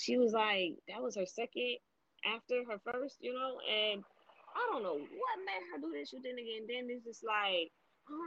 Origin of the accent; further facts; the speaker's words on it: Miami, Florida, United States; I grew up in Miami.